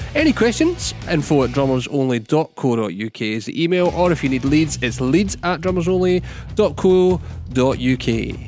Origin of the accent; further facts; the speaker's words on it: Irvine, Scotland, United Kingdom; my hometown of Irvine.